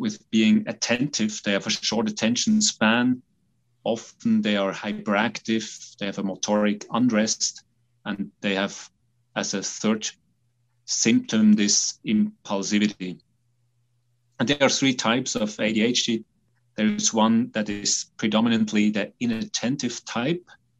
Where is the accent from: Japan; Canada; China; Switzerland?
Switzerland; I'm a psychiatrist from Switzerland.